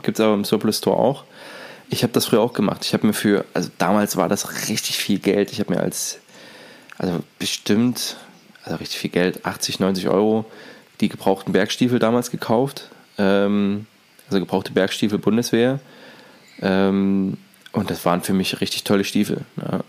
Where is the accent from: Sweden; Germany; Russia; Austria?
Germany; East Germany; in der DDR